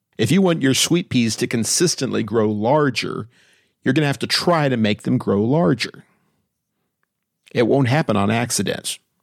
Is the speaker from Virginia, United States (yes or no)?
no; Austin, Texas, United States; moved away as an adult; I moved away from my hometown of Austin, Texas to go to college in nineteen eighty-four.